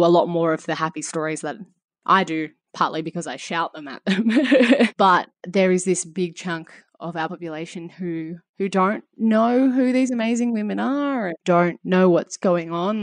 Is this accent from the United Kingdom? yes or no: no; Australia; having it be some small part of your own identity as an Australian.